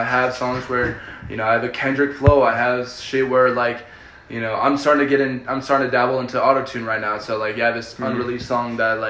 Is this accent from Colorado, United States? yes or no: yes; Colorado, United States; first language Spanish; English is a second language; But I'm from Colorado.